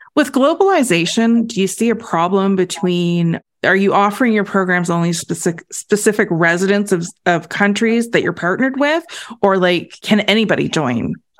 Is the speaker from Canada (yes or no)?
yes; Canada; as a Canadian